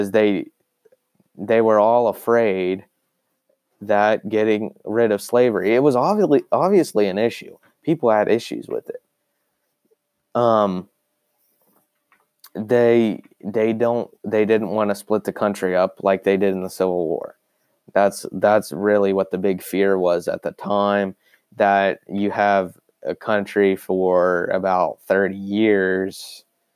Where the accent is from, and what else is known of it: United States